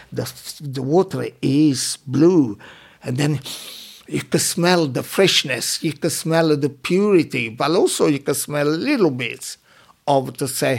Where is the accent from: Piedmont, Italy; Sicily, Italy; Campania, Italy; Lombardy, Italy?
Campania, Italy; Minori; English is a second language; moved away as an adult; also born or lived in London, England; now in England; My hometown in Amalfi Coast, Minori